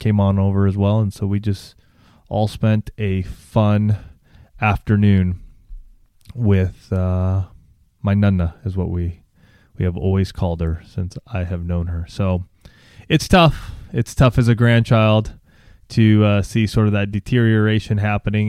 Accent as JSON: {"language": "English", "town": "Banning", "region": "California", "country": "United States", "tie": "born or raised there", "also_born_or_lived": "Orange County, California", "said": "my folks actually still live in this town called Banning, and that's where I grew up and graduated from high school."}